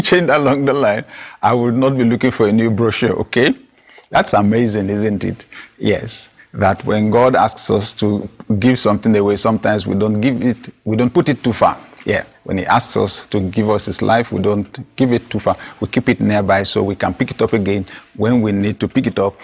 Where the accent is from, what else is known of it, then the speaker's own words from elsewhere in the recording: Nigeria; my national youth service in Nigeria